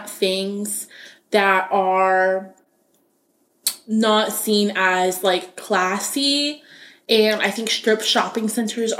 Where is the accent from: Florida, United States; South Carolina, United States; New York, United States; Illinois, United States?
Florida, United States; Gainesville; very similar to my hometown, very similar to Gainesville